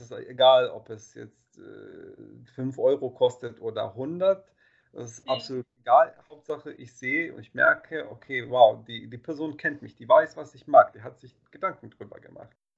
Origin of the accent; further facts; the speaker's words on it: Bosnia & Herzegovina; moved away; ich bin ja in Bosnien aufgewachsen